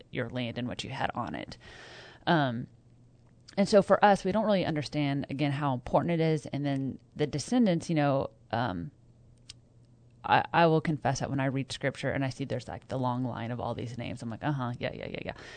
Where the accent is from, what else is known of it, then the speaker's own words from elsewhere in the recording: Kansas, United States; now in North Texas, United States; I grew up in Kansas